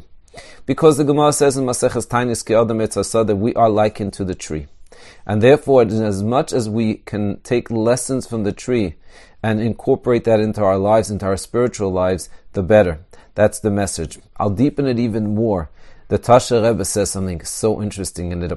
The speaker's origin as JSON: {"language": "English", "country": "Israel", "tie": "born or raised there", "said": "I grew up in Eretz Yisrael."}